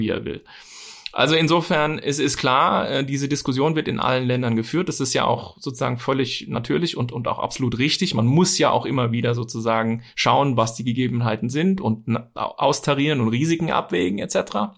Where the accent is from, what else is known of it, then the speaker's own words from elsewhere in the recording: Bavaria, Germany; bei uns in Bayern